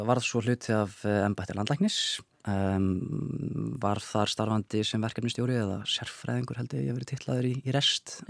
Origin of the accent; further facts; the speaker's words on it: Minneapolis, Minnesota, United States; Já, þannig að ég ólst upp í Minneapolis í Minnesota.